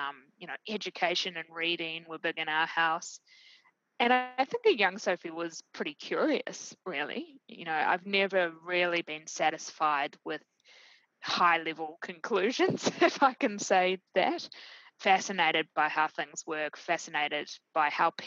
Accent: Christchurch, Canterbury, New Zealand; moved away; I grew up in New Zealand. My parents still live in New Zealand. Most family still in New Zealand.

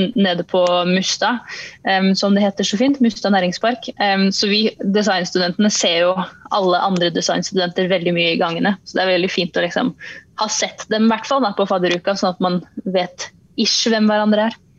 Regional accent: Tønsberg, Vestfold, Norway; moved away as an adult; now in Gjøvik, Norway; opprinnelig fra Tønsberg slash Nøtterøy

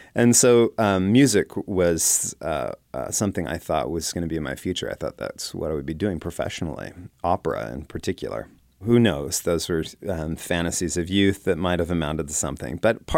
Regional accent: West Coast, United States; You know, I grew up on the West Coast and spent a lot of time in the Bay Area and in places like Berkeley, California.

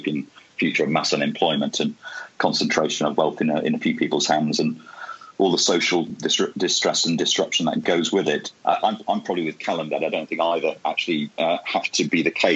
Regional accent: Bolton, North West England, United Kingdom; also born or lived in Bradford; I'm from Bradford and I grew up in Bolton. So I grew up in those early industrial cities

